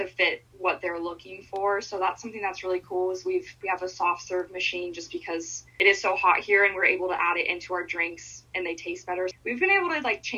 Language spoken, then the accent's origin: English; Montana, United States; moved away as an adult; also born or lived in Washington; now in Gilbert, United States; I'm from Montana, so I moved back from Montana the summer before this opened